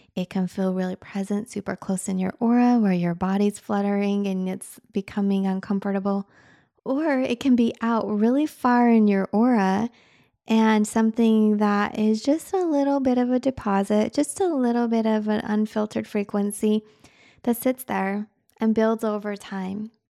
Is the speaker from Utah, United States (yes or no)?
yes; Utah, United States; moved away; also born or lived in Michigan; I grew up in Utah